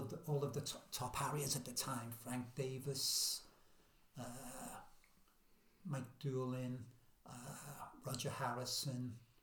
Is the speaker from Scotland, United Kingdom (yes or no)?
no; Liverpool, North West England, United Kingdom; accent: Scouse; I'm from Daisy